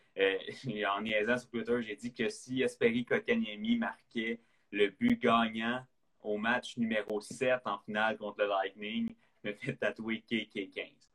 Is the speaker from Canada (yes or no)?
yes; Quebec, Canada; On est québécois, on a grandi là-dedans